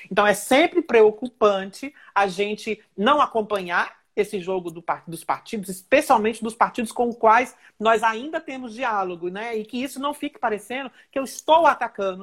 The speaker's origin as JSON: {"language": "Portuguese", "town": "Niterói", "region": "Rio de Janeiro", "country": "Brazil", "said": "eu sou de Niterói"}